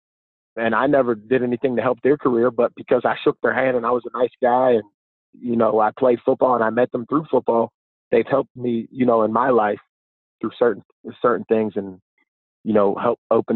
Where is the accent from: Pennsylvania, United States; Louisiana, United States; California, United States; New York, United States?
Pennsylvania, United States; Pittsburgh; I grew up in Pittsburgh